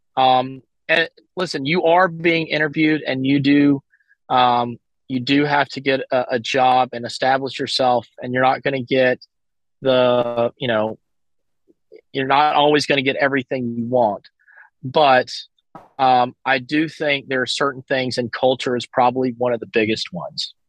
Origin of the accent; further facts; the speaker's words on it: Alabama, United States; moved away as an adult; also born or lived in California; I'm from Alabama, so I, I do have some contacts and stuff in the southeast.